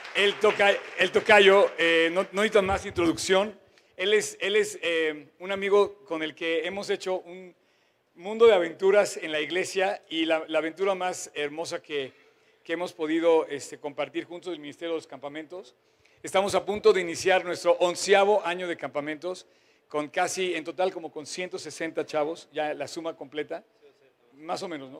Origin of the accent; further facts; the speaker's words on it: Mexico; me incluyo como mexicano